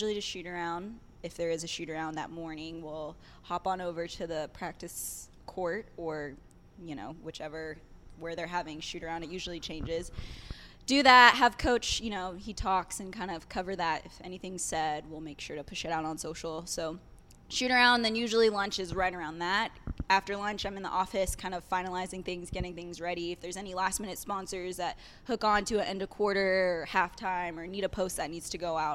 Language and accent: English; Dallas, Texas, United States; also born or lived in Louisville, Kentucky; I grew up here in Dallas, Texas